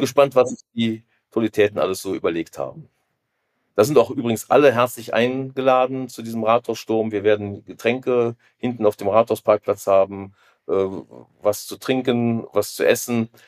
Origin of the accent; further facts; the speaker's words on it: Rhineland, Germany; Ich bin im Rheinland geboren